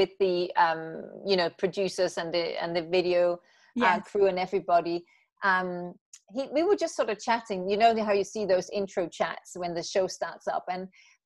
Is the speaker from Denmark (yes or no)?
yes; Aalborg, North Denmark Region, Denmark; moved away as an adult; also born or lived in Copenhagen, Denmark / London, United Kingdom; now in Los Angeles, United States; I grew up in Aalborg, and then I moved to Copenhagen.